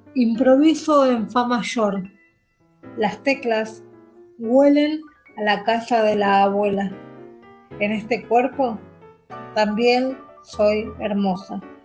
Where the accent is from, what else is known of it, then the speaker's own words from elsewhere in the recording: Avellaneda, Buenos Aires Province, Argentina; Nacida y criada en Avellaneda, al sur del conurbano bonaerense